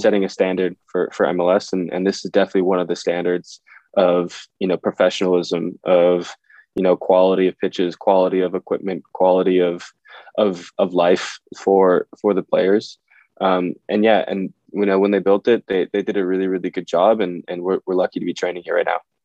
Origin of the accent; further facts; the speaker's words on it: Minnesota, United States; I'm from Minnesota, so hockey was really big. Yeah, um, yeah, played hockey and soccer growing up.